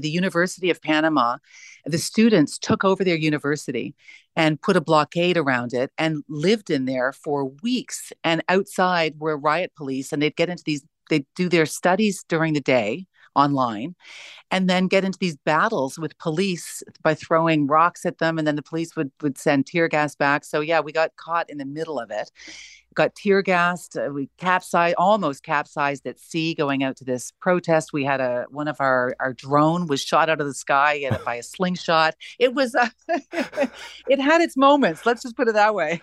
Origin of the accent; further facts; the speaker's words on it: Canada; being a Canadian